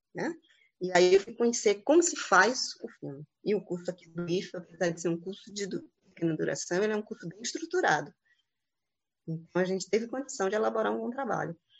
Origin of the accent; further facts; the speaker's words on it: Santo Antônio de Jesus, Bahia, Brazil; Sou de Santo Antônio de Jesus